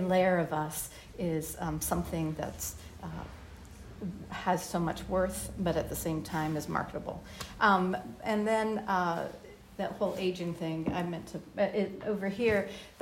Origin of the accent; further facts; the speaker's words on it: Miami, Florida, United States; I grew up in Miami